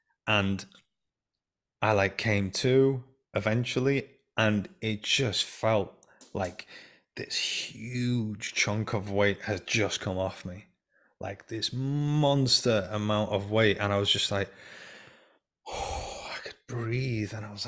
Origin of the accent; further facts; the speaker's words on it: England, United Kingdom; also born or lived in Iran; when I was 5 years old, we came from the Iran-Iraq war. We came from Iran to England, and I wasn't told that we were essentially going or anything.